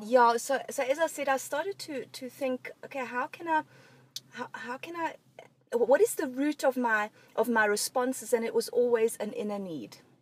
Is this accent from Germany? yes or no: yes; Germany; moved away; I grew up in Germany